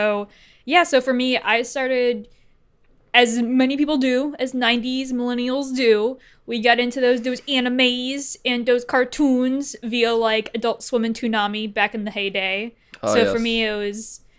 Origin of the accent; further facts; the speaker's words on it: Cleveland, Ohio, United States; because I was originally from Cleveland, Ohio